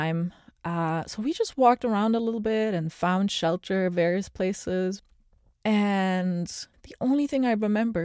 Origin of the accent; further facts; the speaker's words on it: Antwerp, Flanders, Belgium; now in United States; I grew up in Antwerp, which is a really old city